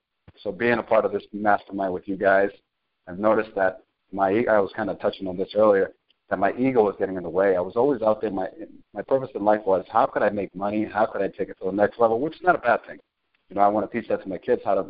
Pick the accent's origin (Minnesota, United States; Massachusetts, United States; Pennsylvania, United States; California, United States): Massachusetts, United States; Cambridge; also born or lived in Chelsea, Massachusetts / Salem, Massachusetts; Boston, Massachusetts. Grew up in Cambridge, bounced around from Cambridge to Chelsea